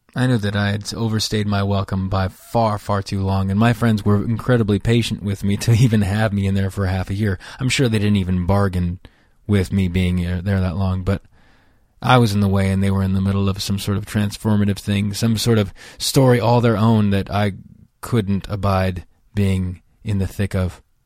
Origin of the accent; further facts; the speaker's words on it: outside Yosemite National Park, California, United States; moved away as an adult; also born or lived in Los Angeles, United States; I grew up outside of Yosemite National Park